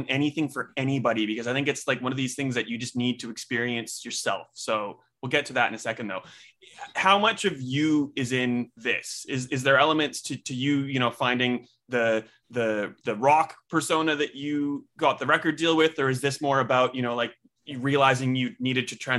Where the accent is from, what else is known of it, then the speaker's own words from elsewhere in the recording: Melbourne, Victoria, Australia; I'm from Melbourne